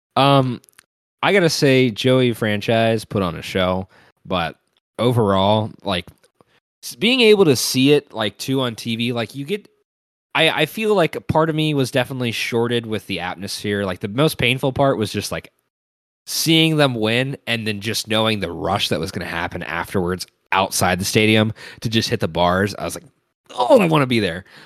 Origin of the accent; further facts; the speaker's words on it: Cincinnati, Ohio, United States; watched so many Bengals games throughout my entire life growing up in Cincinnati